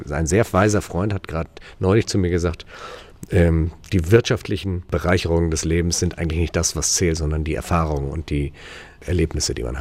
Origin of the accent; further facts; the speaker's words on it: Turkey; Ich bin damals in der Türkei aufgewachsen, weil mein Vater äh, Chefarzt am deutschen Krankenhaus war da. Das heißt, ich habe da auch meine Wurzeln.